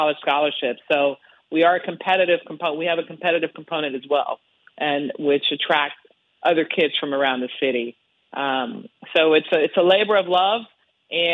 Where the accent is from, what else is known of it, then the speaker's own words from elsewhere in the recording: Chicago, Illinois, United States; I grew up in the inner city of the west side of Chicago